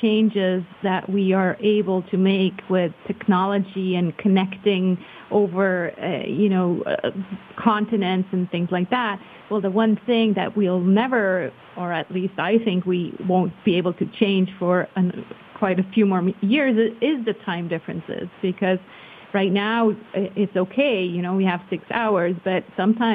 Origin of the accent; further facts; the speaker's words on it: Switzerland; also born or lived in California; I'm born and raised in Switzerland, but we have lived for 4 years in California